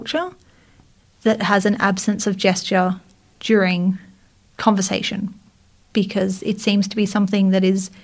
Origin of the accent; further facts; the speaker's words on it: Australia; accent: Australian; choose to sound less Australian